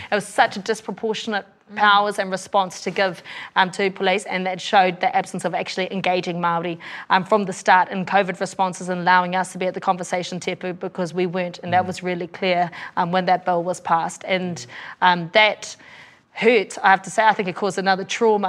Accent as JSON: {"language": "English", "country": "Australia", "tie": "born or raised there", "moved": "yes", "lives_now": "New Zealand", "said": "I grew up over in Aussie with a dad who's a police officer"}